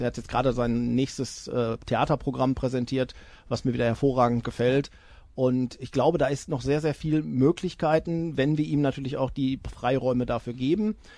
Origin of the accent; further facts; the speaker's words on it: Iserlohn, North Rhine-Westphalia, Germany; in meinem Heimatdorf Österreich